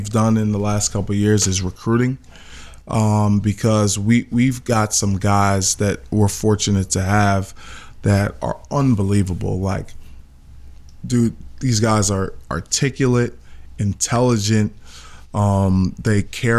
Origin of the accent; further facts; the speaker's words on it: New York City, New York, United States; also born or lived in Philadelphia; I grew up in Clinton Hills. Clinton Hills, best neighborhood in Brooklyn.